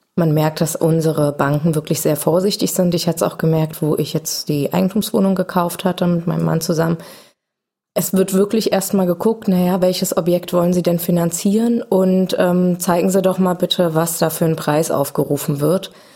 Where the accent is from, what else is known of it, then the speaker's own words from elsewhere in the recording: Berlin, Germany; als Berliner